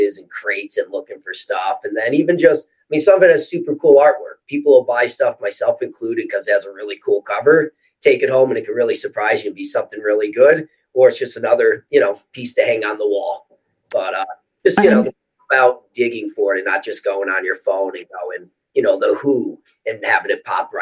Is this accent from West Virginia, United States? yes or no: no; Pittston, Pennsylvania, United States; I'm from Pittston. So I started there when I was a kid